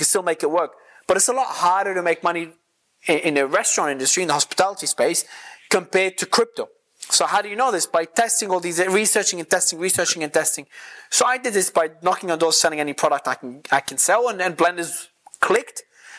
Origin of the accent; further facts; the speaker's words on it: Australia; moved away; So it depends on where I am in the world, it changes. I'm originally from Australia though.